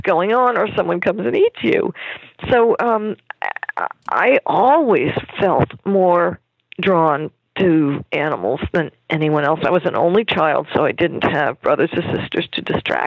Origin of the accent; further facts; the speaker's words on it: Germany; I was born in Germany